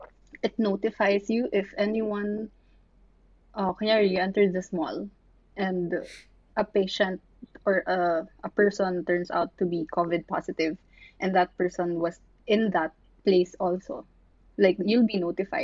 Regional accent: Philippines; moved away as an adult; now in Singapore; since we come from the Philippines

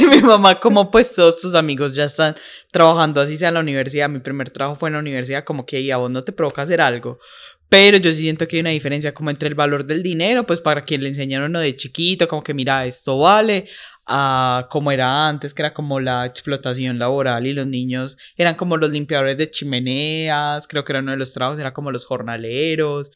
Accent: Paisa, Antioquia, Colombia; yo soy paisa

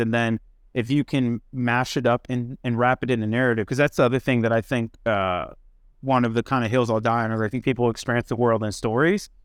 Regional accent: Midwest, United States; I grew up in the Midwest

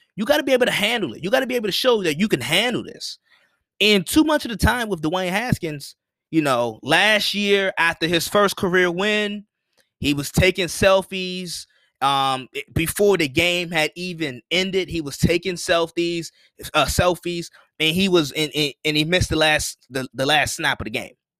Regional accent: Washington, District of Columbia, United States; I'm from Washington D, I'm from D C, I'm from Washington D C

